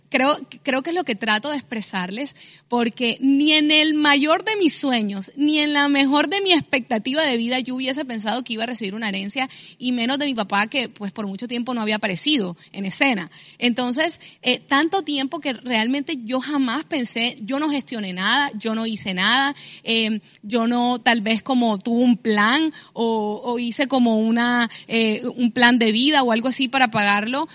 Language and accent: Spanish; Barranquilla, Atlántico, Colombia